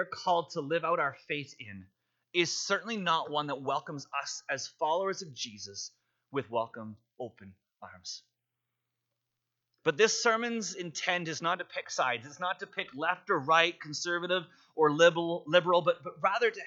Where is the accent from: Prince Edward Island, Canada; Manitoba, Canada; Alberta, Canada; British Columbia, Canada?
British Columbia, Canada; Vancouver; moved away as an adult; now in Calgary, Canada; grew up in Vancouver, and you know that in Vancouver, it rains a lot